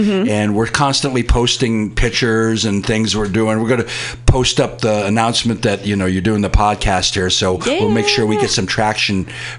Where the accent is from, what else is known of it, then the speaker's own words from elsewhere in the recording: Fremont, California, United States; now in San Francisco, United States; in the community here in San Francisco for almost that whole 40 years. But I'm going to confess, we're originally from Fremont.